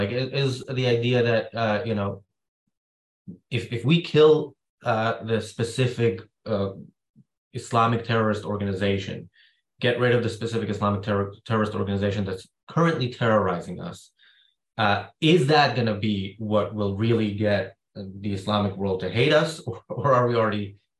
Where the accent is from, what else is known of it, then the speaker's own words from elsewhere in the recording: Israel; growing up in Israel